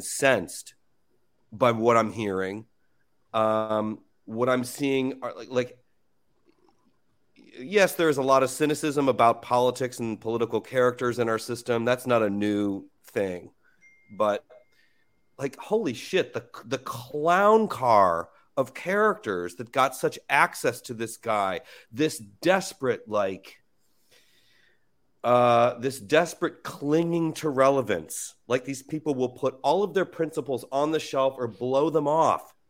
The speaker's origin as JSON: {"language": "English", "town": "Cleveland", "region": "Ohio", "country": "United States", "tie": "born or raised there", "moved": "yes", "lives_now": "New York, United States", "said": "growing up in Cleveland"}